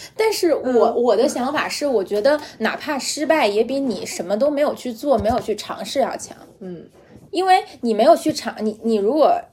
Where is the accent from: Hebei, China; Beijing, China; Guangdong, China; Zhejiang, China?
Beijing, China; accent: Beijing accent (京腔), light; moved away; 因为我是个北京人